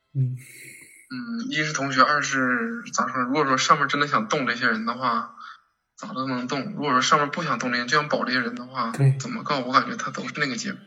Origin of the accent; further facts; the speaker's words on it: China; 我们中国人